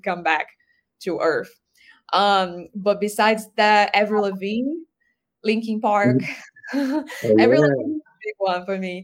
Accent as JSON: {"language": "English", "country": "Brazil", "tie": "born or raised there", "moved": "yes", "said": "I grew up in Brazil, I listened to a lot of Brazilian singers"}